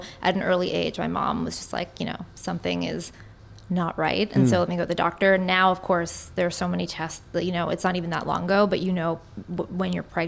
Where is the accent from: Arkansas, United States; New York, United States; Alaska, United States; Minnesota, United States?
New York, United States; New York City; I'm born here.